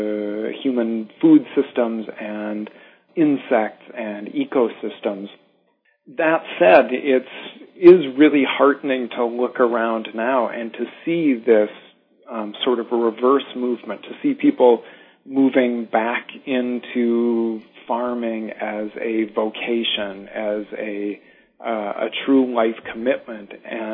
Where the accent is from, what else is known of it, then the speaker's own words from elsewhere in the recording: North Dakota, United States; I'm from North Dakota originally, and throughout my childhood exposure to the farms around me in North Dakota